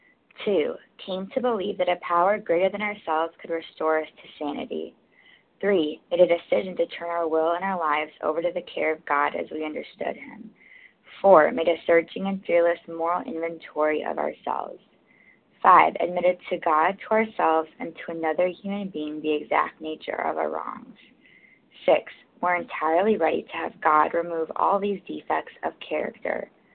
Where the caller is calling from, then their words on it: New York, United States; I'm calling from New York